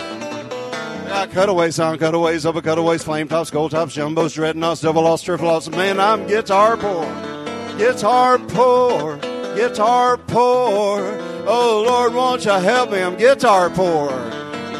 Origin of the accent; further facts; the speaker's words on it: Jacksonville, Florida, United States; I grew up in Jacksonville, Florida.